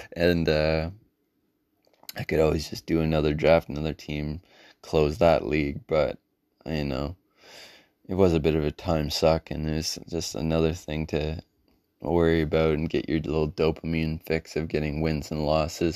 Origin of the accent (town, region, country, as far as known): Canada; born or raised there